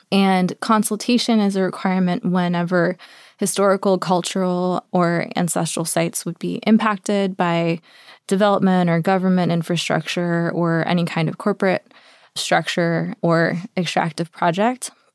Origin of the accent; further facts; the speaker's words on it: New York, United States; also born or lived in Cusco, Peru; I was born and raised in New York, actually, but have spent extensive parts of my life pretty much every year in Peru and in the mountains where my family's from, in Cusco and the Sacred Valley